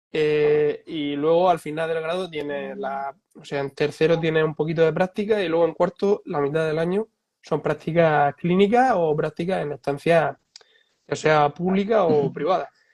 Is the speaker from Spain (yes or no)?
yes; Spain; aquí en España